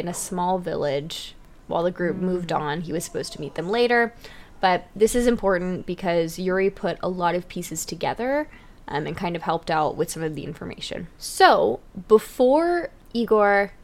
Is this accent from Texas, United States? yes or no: yes; Texas, United States; I'm from Texas. We have hills.